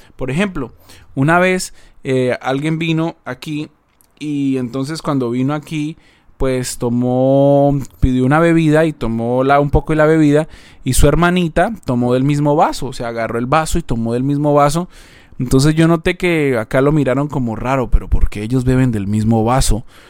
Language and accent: Spanish; Colombia; moved away as an adult; also born or lived in Argentina / Paraguay; now in Seattle, United States; Yo soy colombiano, yo nací en Colombia, me crié en Colombia